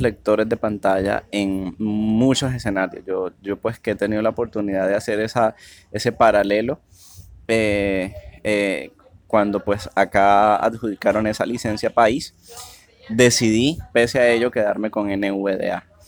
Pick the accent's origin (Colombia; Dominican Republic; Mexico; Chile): Colombia; Cartagena, Bolívar; soy de la ciudad de Cartagena, Colombia